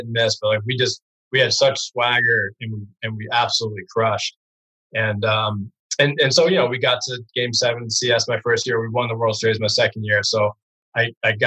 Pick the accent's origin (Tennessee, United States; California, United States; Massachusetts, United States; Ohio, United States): Massachusetts, United States; Brookline; we're both from Brookline